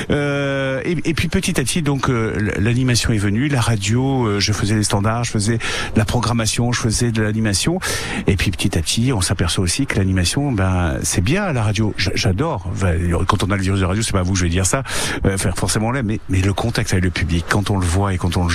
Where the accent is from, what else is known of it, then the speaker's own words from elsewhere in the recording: Nice, Provence-Alpes-Côte d'Azur, France; Je suis niçois, je suis niçois.